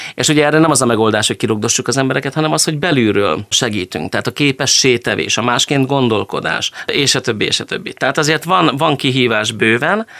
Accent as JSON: {"language": "Hungarian", "town": "Hajós", "region": "Bács-Kiskun", "country": "Hungary", "tie": "born or raised there", "also_born_or_lived": "Izsák", "moved": "as an adult", "lives_now": "Szeged, Hungary", "said": "ahol felnőttem hazajöttem. És akkor én visszamentem a hajósi nevelőotthonba"}